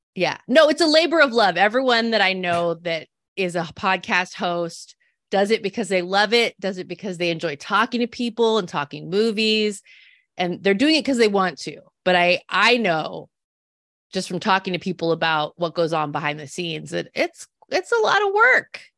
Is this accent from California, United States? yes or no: yes; Salinas, California, United States; I grew up in Salinas, California. It's a smaller city. It's on the Central Coast.